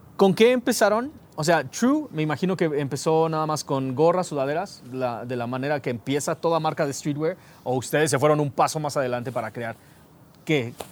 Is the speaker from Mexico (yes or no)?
yes; Mexico; aquí en México